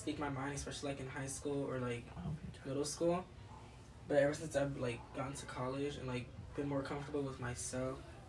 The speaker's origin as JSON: {"language": "English", "town": "Long Beach", "region": "California", "country": "United States", "said": "I'm very much a Long Beach boy."}